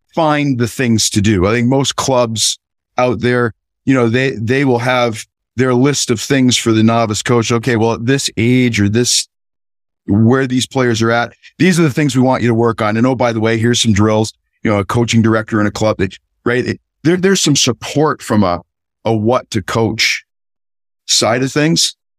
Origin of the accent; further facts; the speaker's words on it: Southern California, United States; I grew up in Southern California